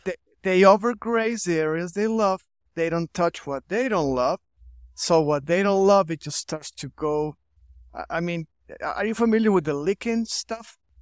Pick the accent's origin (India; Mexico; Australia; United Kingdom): Mexico; Chihuahua; also born or lived in St. Louis, Missouri, United States; I'm here from Chihuahua, Mexico. I've been here all my life.